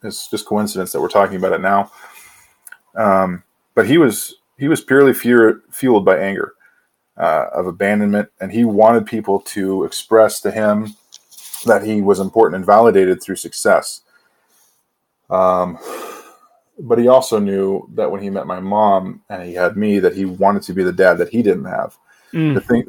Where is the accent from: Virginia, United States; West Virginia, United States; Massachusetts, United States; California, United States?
California, United States; San Diego; born there; also born or lived in Washington / Oregon / Oklahoma; now in Idaho, United States; I was born in San Diego. And then we wound up living in Washington, Oregon, Oklahoma, back up to Washington, down to California. And now here I am in Idaho.